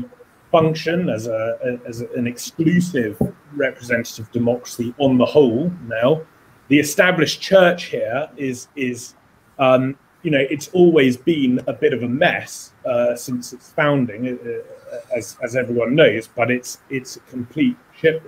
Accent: United Kingdom

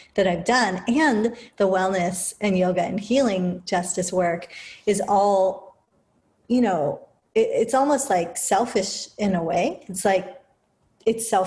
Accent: United Kingdom; moved away; being born as a mixed person, as an Indian and British person in the UK, like in the heart of empire in the 70s

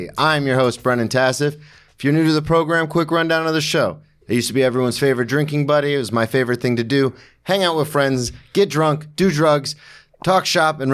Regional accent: the South, United States; I grew up in the South, where the only thing anybody ever cared about was football.

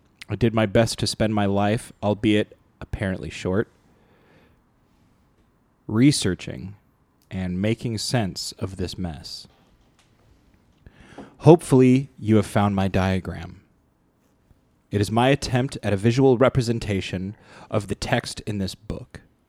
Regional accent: Canada; guys, I'm Canadian, but I know this about the United States.

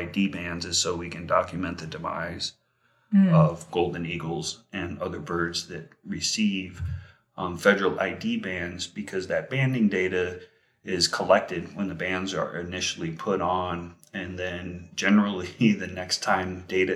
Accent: Las Vegas, Nevada, United States; I grew up in Las Vegas before it had a million people.

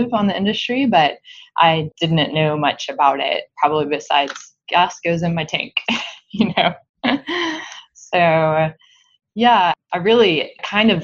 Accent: Lubbock, Texas, United States; moved away as an adult; also born or lived in St. Louis; I am a West Texas Panhandle girl

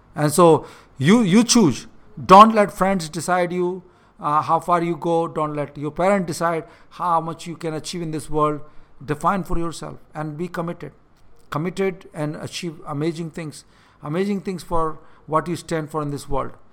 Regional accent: India; moved away; I'm in India right now, and this is the part of the world I grew up

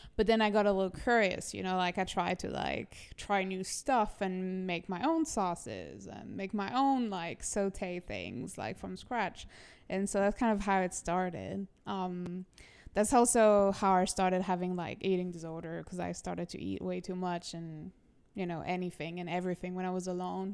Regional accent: Toulouse, Occitania, France; moved away as an adult; also born or lived in Lyon / Paris / Miami; now in New York, United States; I was born in Toulouse, France

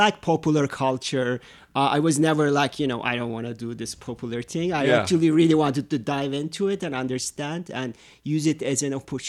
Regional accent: Ankara, Turkey; But also, because I was from Ankara, my father said we should support an Ankara team.

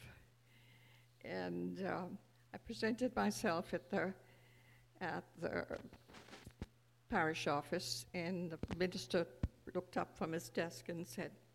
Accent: India; moved away; I was born 83 years ago, a child of the British Raj, born to privilege

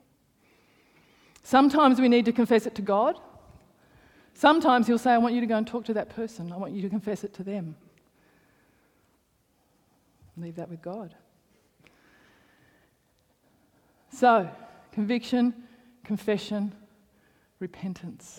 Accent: Canberra, Australian Capital Territory, Australia; I grew up in, I grew up in Hawker

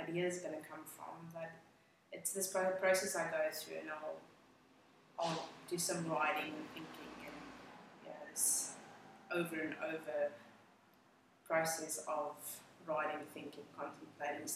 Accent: Johannesburg, Gauteng, South Africa; English is a second language; moved away as an adult; also born or lived in Cape Town, South Africa; now in Australia; I grew up in South Africa, in Johannesburg, and I lived in Cape Town for a little while.

